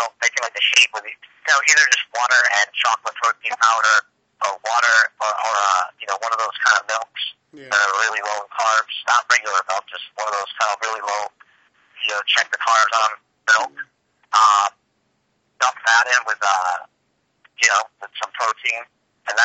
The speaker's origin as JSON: {"language": "English", "region": "New York", "country": "United States", "tie": "born or raised there", "moved": "yes", "said": "I grew up in New York"}